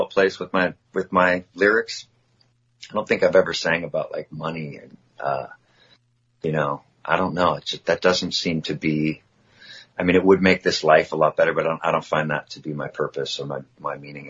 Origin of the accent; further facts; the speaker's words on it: near Oakland, California, United States; my hometown is near Oakland